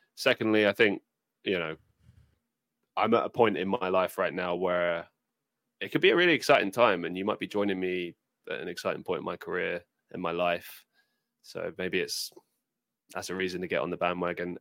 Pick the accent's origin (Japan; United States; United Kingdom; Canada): United Kingdom; for me as a British person